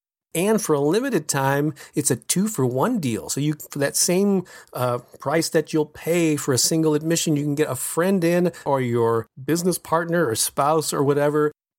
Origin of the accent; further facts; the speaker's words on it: St. Louis, Missouri, United States; This is an all-day event that I will be presenting in my hometown of St. Louis, Missouri on Saturday, November 14th.